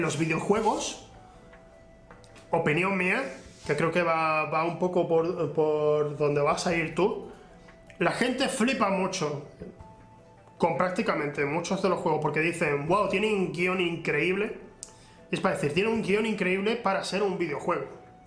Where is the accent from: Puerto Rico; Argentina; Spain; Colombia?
Spain; soy español